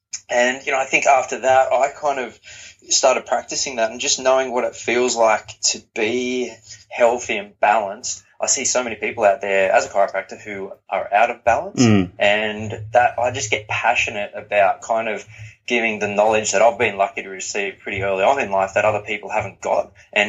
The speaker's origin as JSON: {"language": "English", "town": "Newcastle", "region": "North East England", "country": "United Kingdom", "tie": "born or raised there", "said": "Yeah, so I grew up in Newcastle, which is big football community"}